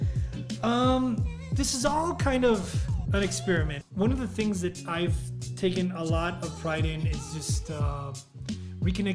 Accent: El Paso, Texas, United States; Joe was from El Paso, I was from El Paso, we were from Texas.

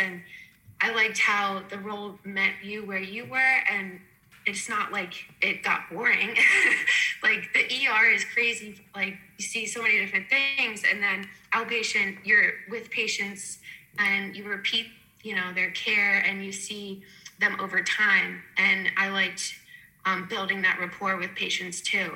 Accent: Lancaster, Pennsylvania, United States; growing up in Lancaster, we didn't really have too many around

